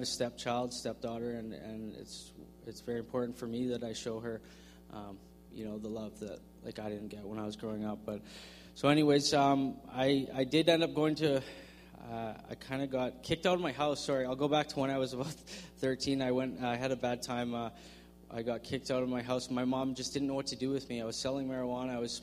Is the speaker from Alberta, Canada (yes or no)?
no; Victoria, British Columbia, Canada; I grew up in Victoria